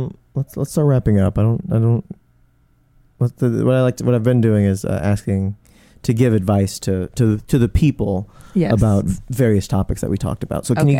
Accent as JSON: {"language": "English", "region": "the South", "country": "United States", "said": "I'm from the South. Bisexual."}